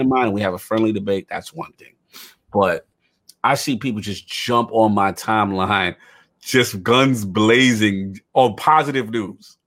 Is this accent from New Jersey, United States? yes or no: no; New York City, New York, United States; I'm from the South Bronx.